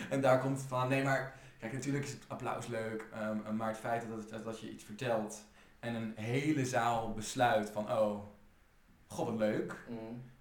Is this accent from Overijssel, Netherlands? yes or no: yes; Overijssel, Netherlands; now in Rotterdam, Netherlands; Ik kom uit Overijssel. Mm. ik ben heel veel heen en weer gestuurd in Nederland. Toen, doordat mijn ouders gingen scheiden ik ging met mijn vader wonen en mijn vader verhuisde veel. Uh, maar oorspronkelijk kom ik uit Overijssel.